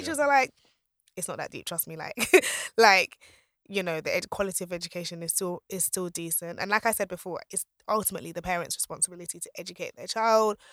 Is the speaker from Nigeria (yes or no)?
yes; Nigeria; I'm Nigerian